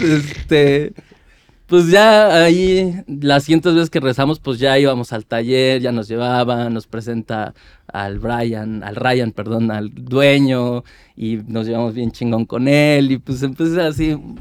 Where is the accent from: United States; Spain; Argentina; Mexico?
Mexico; Mexico City; yo soy de Iztapalapa, fui de Iztapalapa mucho tiempo y yo viví en el cerro